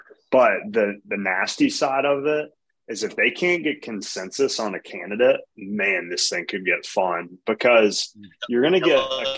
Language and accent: English; Montgomery, Alabama, United States; But I grew up in Montgomery, Alabama.